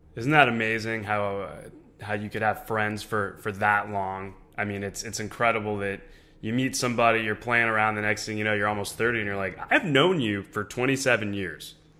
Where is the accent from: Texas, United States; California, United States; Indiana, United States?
California, United States; Orange County; me growing up in Orange County, California